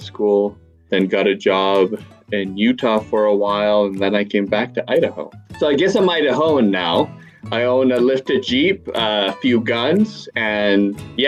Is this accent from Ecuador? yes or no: yes; Quito, Pichincha, Ecuador; I grew up in Ecuador. In a city called Quito.